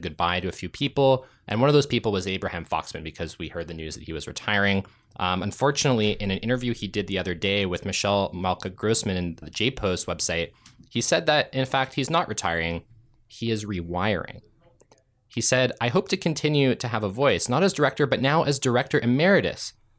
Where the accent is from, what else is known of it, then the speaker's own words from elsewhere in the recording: Ontario, Canada; I grew up in Ontario